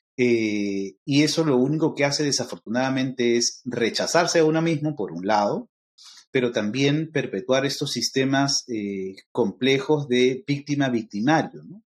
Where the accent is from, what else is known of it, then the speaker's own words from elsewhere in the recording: Peru; yo soy peruano y soy afroperuano a la misma vez